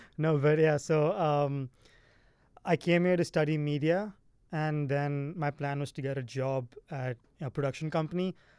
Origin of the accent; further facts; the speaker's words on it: India; now in California, United States; I'm from India